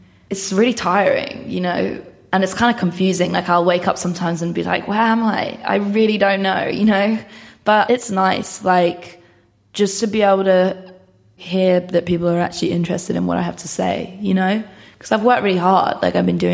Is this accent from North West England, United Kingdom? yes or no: no; Bishop's Stortford, East of England, United Kingdom; I'm from a place called Bishop Stortford, which is like 45 minutes away from Stevenage.